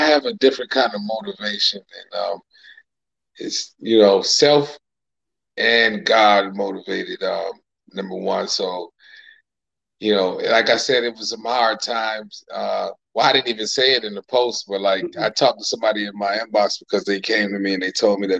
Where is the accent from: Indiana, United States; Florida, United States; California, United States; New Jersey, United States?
Florida, United States; Fort Pierce; moved away as an adult; also born or lived in Rochester, New York; now in Atlanta, United States; born in Rochester, New York, but I grew up in Fort Pierce, Florida, where I came to Atlanta maybe about 5 years ago